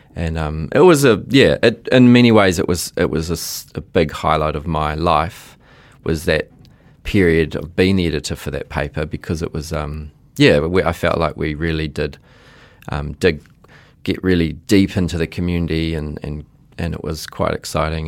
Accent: Auckland, New Zealand; also born or lived in Fiji; in Onehunga, and, well, I actually was born in Fiji, and then we came after the nineteen eighty-seven coup

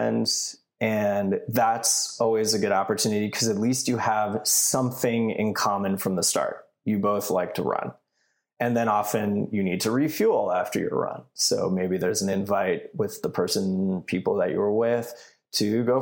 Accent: Canada; moved away; I grew up in Canada

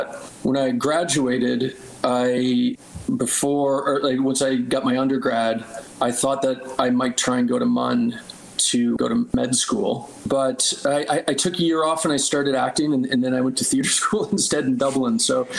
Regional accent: Halifax, Nova Scotia, Canada; I'm from Halifax originally, so fellow Atlantic Province team member

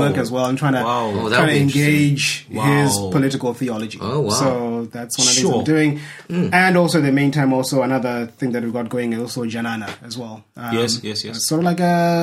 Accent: Zimbabwe; moved away as an adult; now in Cape Town, South Africa; I'm from Zimbabwe, born and raised there, but been living in Cape Town basically since about 2001.

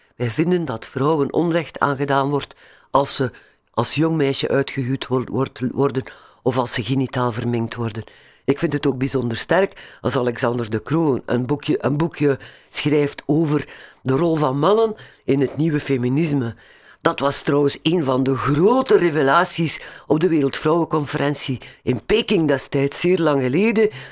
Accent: Belgium

